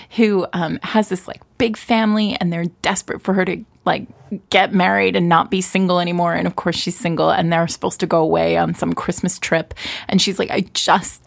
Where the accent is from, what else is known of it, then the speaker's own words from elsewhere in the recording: New York City, New York, United States; me being a New Yorker.